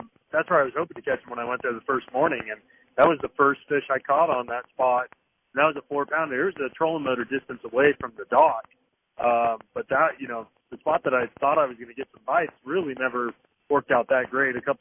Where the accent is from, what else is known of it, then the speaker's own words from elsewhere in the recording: California, United States; now in Guntersville, United States; growing up in California, fishing Clear Lake, fishing the Delta with the drop shot for shallow largemouth